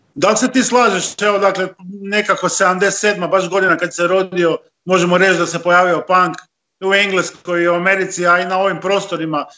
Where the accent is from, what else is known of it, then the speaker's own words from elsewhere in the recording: Istria County, Croatia; ovdje kod nas u Istri